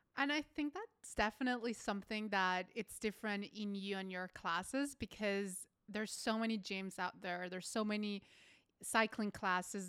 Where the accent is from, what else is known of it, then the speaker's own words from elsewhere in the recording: Colombia; moved away; I'm from Colombia